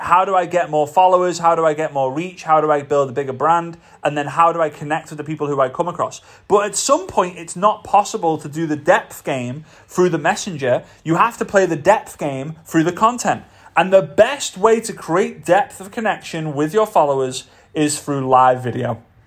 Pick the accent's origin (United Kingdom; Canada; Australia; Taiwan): United Kingdom; Formby, North West England; moved away; back to my hometown, Formby.